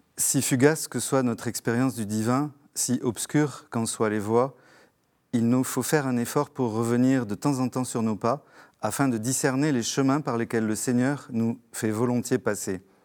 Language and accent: French; Algiers, Algiers Province, Algeria; je suis né euh, en Algérie algérienne un, mois après l'indépendance de l'Algérie, à Alger